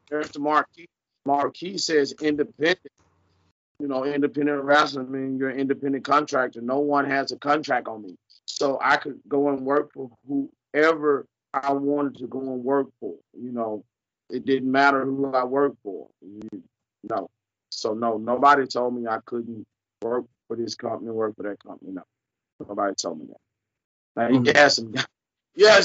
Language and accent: English; Memphis, Tennessee, United States; growing up in Memphis